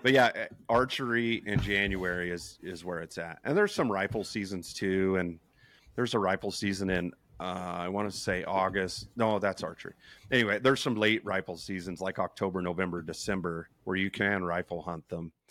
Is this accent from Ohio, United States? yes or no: no; New Mexico, United States; I'm from New Mexico